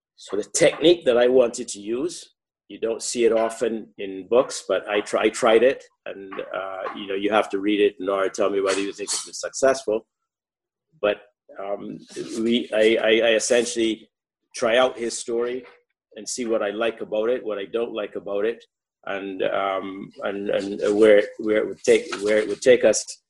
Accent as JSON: {"language": "English", "country": "Barbados", "tie": "born or raised there", "moved": "as an adult", "said": "I grew up in in Barbados."}